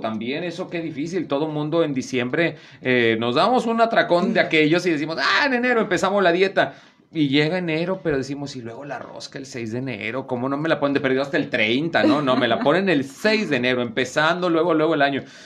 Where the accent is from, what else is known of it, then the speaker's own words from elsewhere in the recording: Veracruz, Mexico; moved away; yo que vengo de Veracruz